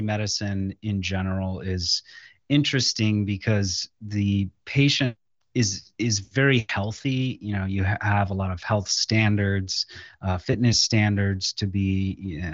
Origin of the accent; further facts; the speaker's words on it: Lorain, Ohio, United States; came back to my hometown of Lorain, Ohio, which is close to Cleveland